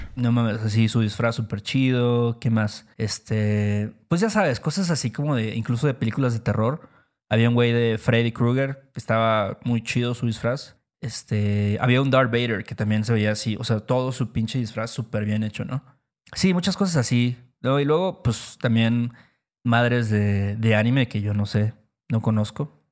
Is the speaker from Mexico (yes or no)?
yes; Mexico; nuestro país, México